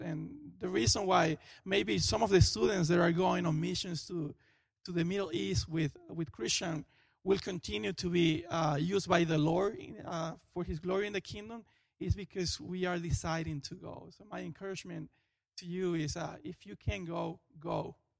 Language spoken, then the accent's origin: English; Venezuela; moved away as an adult; now in Florida, United States; I am from Venezuela.